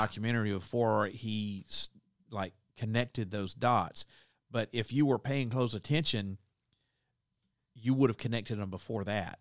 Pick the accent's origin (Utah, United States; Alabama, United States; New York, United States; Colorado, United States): Alabama, United States; Southeast; I grew up in Southeast Alabama